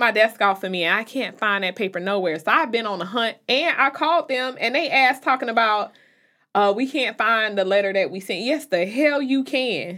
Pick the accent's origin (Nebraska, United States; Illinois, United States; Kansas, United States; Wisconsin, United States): Illinois, United States; Chicago; now in North Carolina, United States; I'm from Chicago, even when I moved to North Carolina